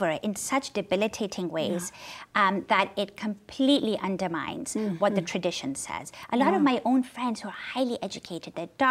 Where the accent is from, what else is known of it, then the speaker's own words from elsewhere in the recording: Pakistan; moved away as an adult; I grew up in Pakistan